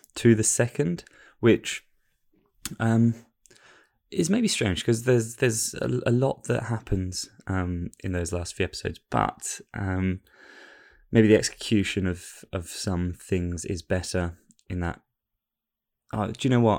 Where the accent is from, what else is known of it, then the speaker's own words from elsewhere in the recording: England, United Kingdom; I'm an Englishman